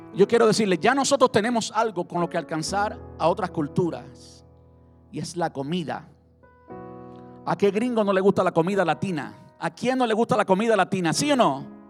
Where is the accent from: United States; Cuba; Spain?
Cuba; Cuando yo me encuentro con un cubano y si es de mi tierra, de mi pueblo